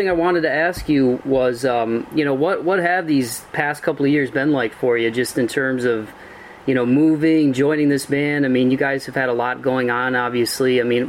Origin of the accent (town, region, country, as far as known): Ohio, United States; born or raised there